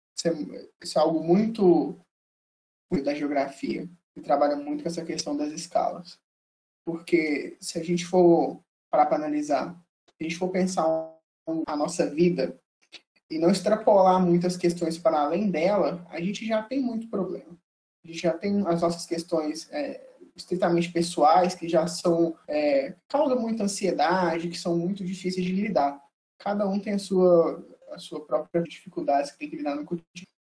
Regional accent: Belo Horizonte, Minas Gerais, Brazil; sou nascido e criado em Belo Horizonte

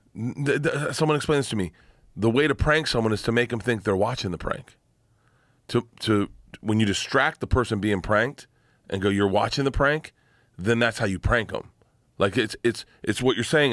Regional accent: Florida, United States; growing up in Florida.

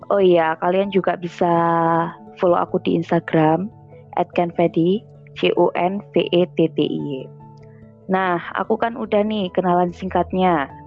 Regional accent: Pasuruan, East Java, Indonesia; soalnya kita asli dari Pasuruan, kota kecil di Jawa Timur.

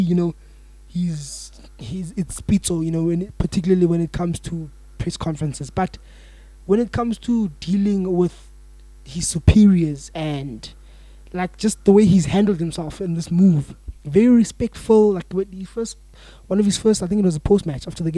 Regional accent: South Africa; as a South African

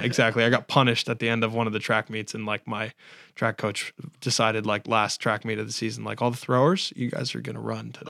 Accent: West Springfield, Massachusetts, United States; so I'm from here. I've always been here

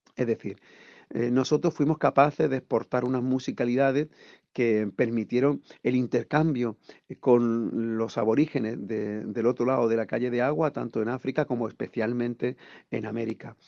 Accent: Andalusia, Spain; accent: Andalusian; first language Andalusian Spanish; nuestra lengua materna, el andaluz

